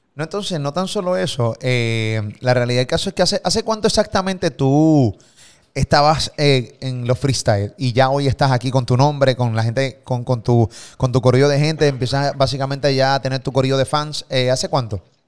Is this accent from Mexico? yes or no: no; Puerto Rico; Desde Puerto Rico para el mundo